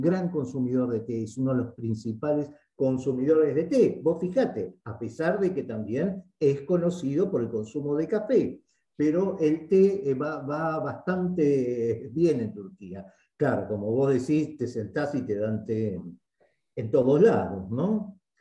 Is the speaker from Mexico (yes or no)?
no; Argentina